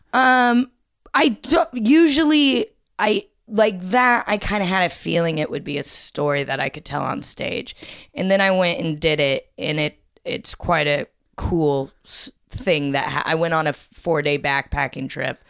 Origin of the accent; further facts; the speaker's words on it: Ohio, United States; moved away as an adult; also born or lived in Indiana; now in London, United Kingdom; I grew up in Ohio